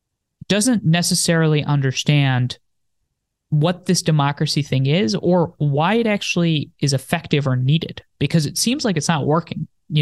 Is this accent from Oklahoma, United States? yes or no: no; New Jersey, United States; born there; also born or lived in India; I'm 24 years old. I was born in New Jersey. I lived in India for some time with my grandparents when my parents lived out in the US. Then I moved back, moved around every 2 years until high school.